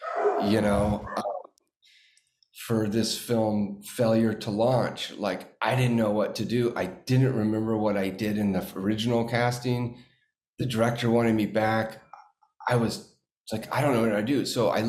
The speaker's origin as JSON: {"language": "English", "town": "Watertown", "region": "Massachusetts", "country": "United States", "tie": "born there", "said": "I'm from Boston. You know what I mean? I was born in Watertown."}